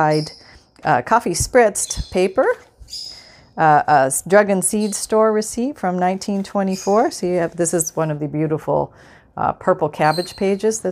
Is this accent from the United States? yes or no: no; Canada; moved away; I'm from Canada. I grew up in Canada